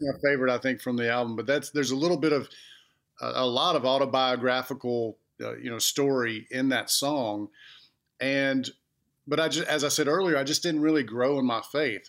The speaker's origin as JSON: {"language": "English", "town": "Clanton", "region": "Alabama", "country": "United States", "tie": "born or raised there", "also_born_or_lived": "Montgomery, Alabama / Georgia"}